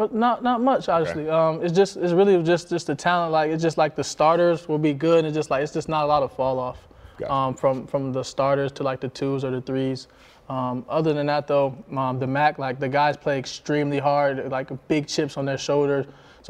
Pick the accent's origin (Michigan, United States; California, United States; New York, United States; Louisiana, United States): New York, United States; Buffalo; and when I came from Buffalo to Miami, so that was a huge difference for me.